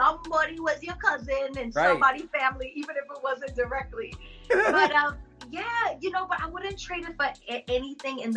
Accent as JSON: {"language": "English", "region": "Bimini", "country": "Bahamas", "tie": "born or raised there", "moved": "yes", "lives_now": "United States", "said": "I grew up in Bimini, Bahamas."}